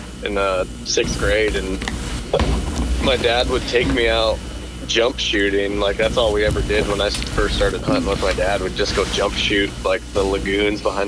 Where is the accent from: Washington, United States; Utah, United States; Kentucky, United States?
Washington, United States; I went to Washington State University